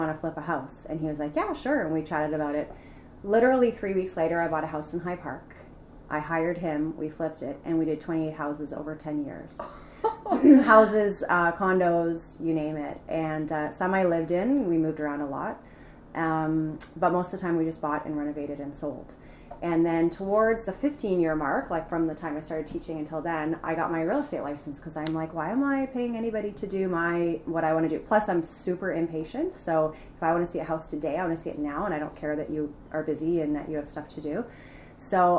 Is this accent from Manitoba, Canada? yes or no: no; Mississauga, Ontario, Canada; also born or lived in London, Ontario; I've always lived in Mississauga, born and raised there, went to high school there